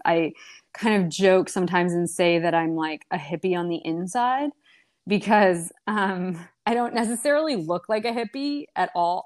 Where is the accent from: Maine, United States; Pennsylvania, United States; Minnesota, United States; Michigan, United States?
Maine, United States; also born or lived in Brazil; they just kind of drove back to the US and bought a, blueberry farm in Maine